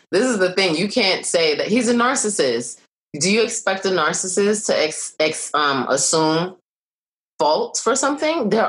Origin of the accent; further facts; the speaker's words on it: Brooklyn, New York, United States; from Brooklyn, and I'm from Brooklyn.